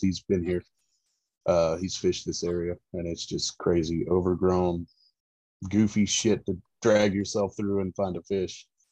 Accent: Central Florida, United States; moved away as an adult; now in East Tennessee, United States; I am originally from Florida, uh, Central Florida specifically, um, and I, have grown up fishing

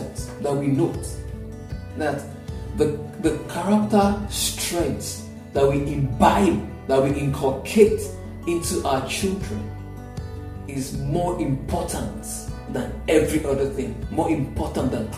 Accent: Ilorin, Kwara, Nigeria; now in Lagos, Nigeria; growing up in Ilorin, my father had a farm

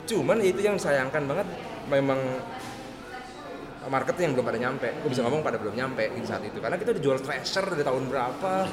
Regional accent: Jakarta, Indonesia; Karena kita orang Jakarta kan, ah. tiba-tiba ke Semarang yang kita nggak tahu apa

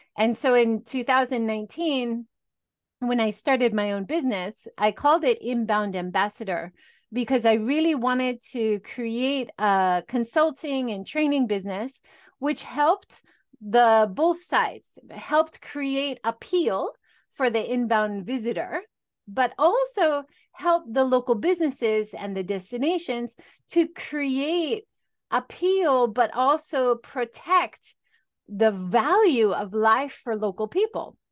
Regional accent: Hawaii, United States; moved away as an adult; also born or lived in California; now in Japan; I originally, I grew up in Hawaii

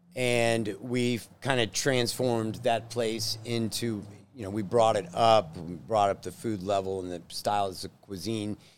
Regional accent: Plano, Texas, United States; born in Plano, so native Texan

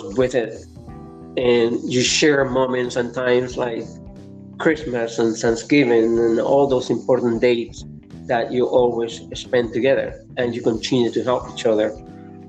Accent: Lima, Peru; English is a second language; moved away as an adult; now in Canada; I was growing up in Lima, Peru

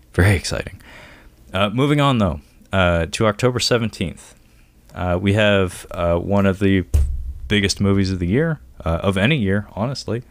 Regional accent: Seattle, Washington, United States; I'm from Seattle, born and raised

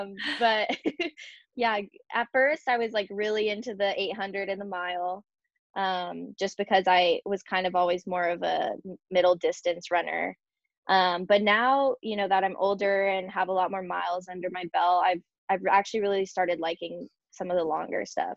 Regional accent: San Marcos, California, United States; that college is in my hometown, San Marcos

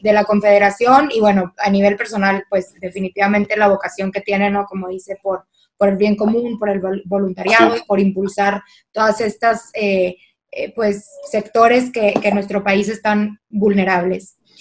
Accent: Monterrey, Nuevo León, Mexico; moved away as an adult; now in La Laguna, Mexico; Yo soy de Regia

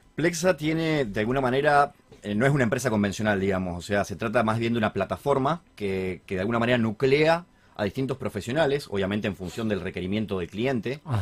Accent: Argentina; sabiendo cómo somos los argentinos

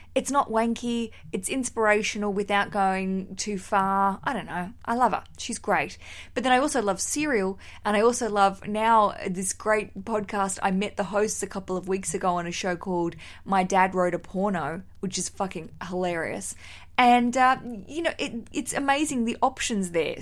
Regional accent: Australia; now in London, United Kingdom; As an Australian

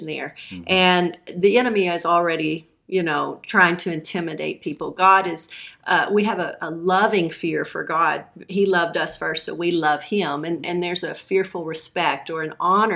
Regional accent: Levelland, Texas, United States; also born or lived in Canyon, Texas / Lubbock, Texas; about fourth grade is when I moved to Levelland and ended up graduating high school there

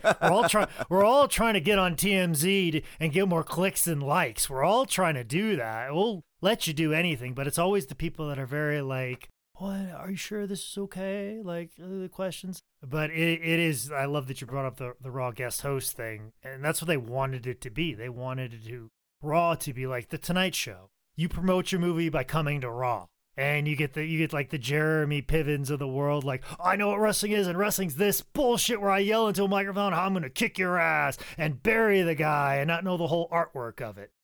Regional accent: Midwest, United States; growing up in the Midwest like I did

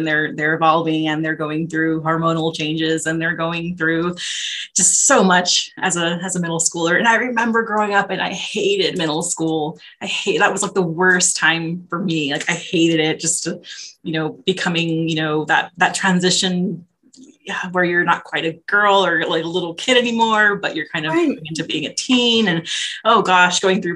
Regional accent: Southern California, United States; moved away as an adult; now in Las Vegas, United States; I grew up in Southern California and my education, my schooling was all in SoCal, I immediately moved here once I graduated

